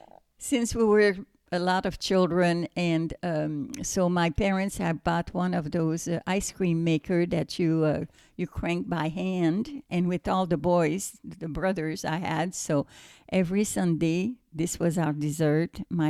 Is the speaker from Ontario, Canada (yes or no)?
no; Montreal, Quebec, Canada; first language French; English is a second language; moved away as an adult; now in United States; Well, I am from Quebec, so it's French Canadian. And when I went to the United States, I was about 20, turning 21. And I really did not speak English because where I was in Montreal, it was really just French speaking people.